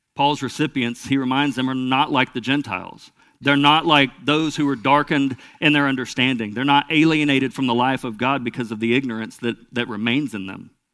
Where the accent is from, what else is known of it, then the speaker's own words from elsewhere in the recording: Lone Oak, United States; I was raised in Lone Oak, which is a small town not far from here